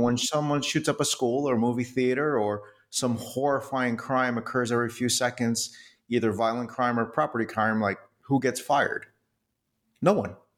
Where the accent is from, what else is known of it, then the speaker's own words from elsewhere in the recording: New York City, New York, United States; I was born in New York City